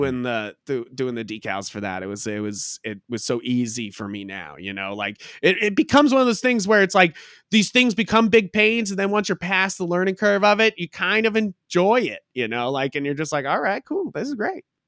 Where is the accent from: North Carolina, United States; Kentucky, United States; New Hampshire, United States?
New Hampshire, United States; Hampton Beach; moved away as an adult; also born or lived in Boston, Massachusetts; now in Haverhill, United States; I was born and raised in New Hampshire, uh, Hampton Beach